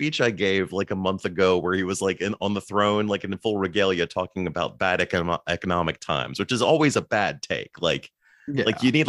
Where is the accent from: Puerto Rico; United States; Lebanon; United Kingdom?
United Kingdom; I'm also British, but I was born without an accent, Mark.